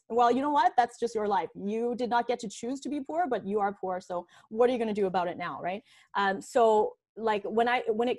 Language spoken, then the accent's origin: English; Canada; also born or lived in China; I was actually born in China, and we immigrated to Canada when I was 8 years old